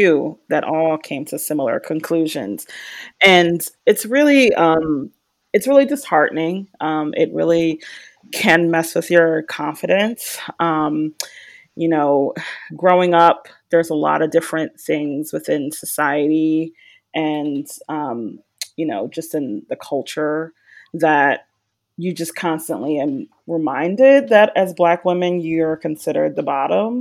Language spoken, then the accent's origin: English; Philadelphia, Pennsylvania, United States; moved away as an adult; now in Raleigh, United States; I am originally from Philadelphia, and I now reside in Raleigh, North Carolina, and I've been here about 9 years